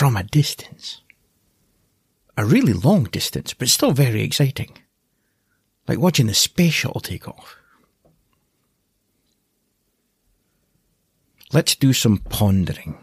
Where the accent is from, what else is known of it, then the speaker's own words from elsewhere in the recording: Aberdeen, Scotland, United Kingdom; originally I'm from Aberdeen on the northeast coast of Scotland